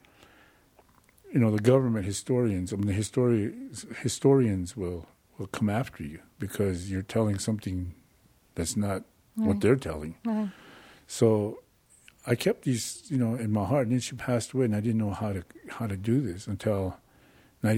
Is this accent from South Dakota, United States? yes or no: yes; Rapid City, South Dakota, United States; also born or lived in Pine Ridge Indian Reservation, South Dakota; Up until I was probably about 5-6 years old, we moved to Rapid City, South Dakota.